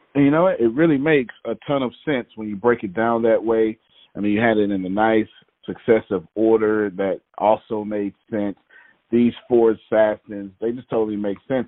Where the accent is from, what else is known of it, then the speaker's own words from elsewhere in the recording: Texas, United States; I'm from Texas, right? I'm in Texas doing this here